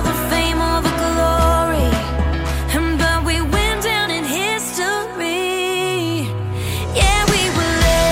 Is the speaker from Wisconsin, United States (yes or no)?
yes; Wisconsin, United States; moved away as an adult; now in Nashville, United States; I am originally from Wisconsin